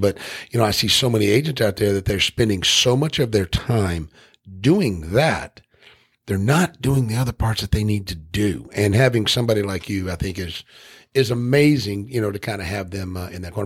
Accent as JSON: {"language": "English", "region": "Tennessee", "country": "United States", "said": "I'm from Tennessee"}